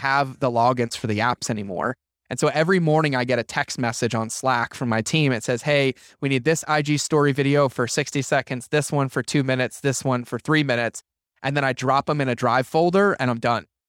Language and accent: English; Massachusetts, United States; I grew up in Massachusetts